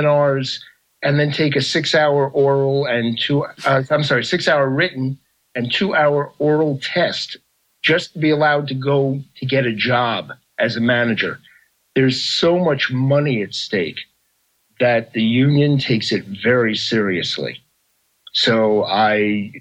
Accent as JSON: {"language": "English", "region": "New York", "country": "United States", "tie": "born or raised there", "said": "I grew up in New York."}